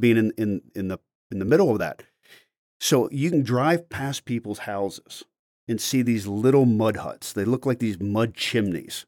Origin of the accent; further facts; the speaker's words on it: Maryland, United States; I grew up in Maryland